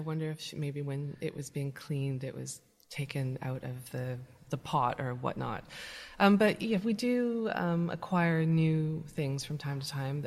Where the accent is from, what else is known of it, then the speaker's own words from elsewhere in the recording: British Columbia, Canada; moved away as an adult; now in London, United Kingdom; I grew up in British Columbia, in Canada.